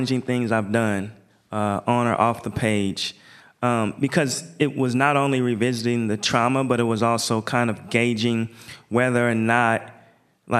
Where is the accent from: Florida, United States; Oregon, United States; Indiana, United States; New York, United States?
Oregon, United States; Portland; I'm from Portland.